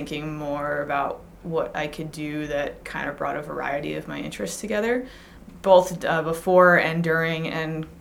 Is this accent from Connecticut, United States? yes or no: no; Long Island, New York, United States; I grew up on Long Island